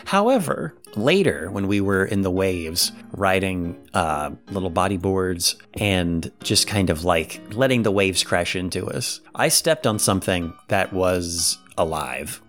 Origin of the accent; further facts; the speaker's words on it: Ohio, United States; we're from Ohio